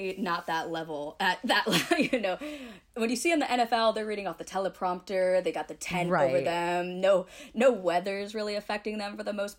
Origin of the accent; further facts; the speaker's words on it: Detroit, Michigan, United States; moved away; also born or lived in Atlanta, Georgia; growing up in Detroit, it's hockey town.